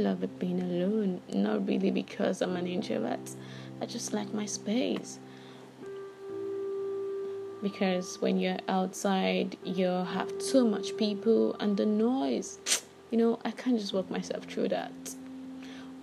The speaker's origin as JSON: {"language": "English", "region": "Lagos", "country": "Nigeria", "said": "I'm Yoruba. I'm from Lagos."}